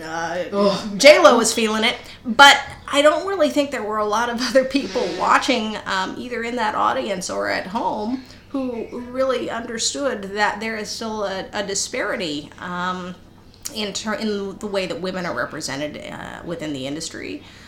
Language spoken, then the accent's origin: English; El Paso, Texas, United States; moved away; I grew up in El Paso